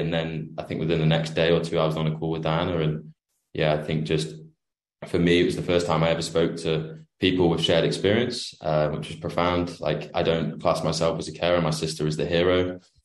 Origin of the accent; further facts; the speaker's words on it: United Kingdom; I'm from the UK, the other side of the pond.